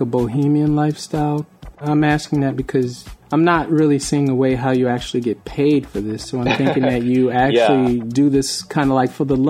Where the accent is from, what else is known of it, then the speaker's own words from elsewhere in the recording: Bridgeport, Connecticut, United States; I grew up in Bridgeport, Connecticut